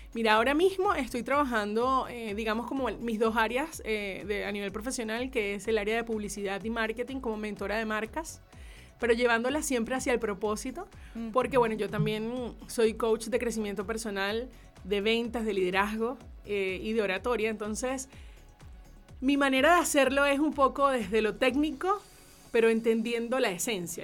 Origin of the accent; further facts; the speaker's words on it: Maracaibo, Zulia, Venezuela; era en la selección preinfantil del estado Zulia. Okay, soy maracucha.